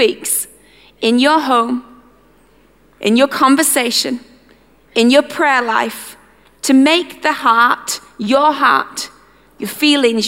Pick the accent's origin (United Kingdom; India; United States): United Kingdom; our British culture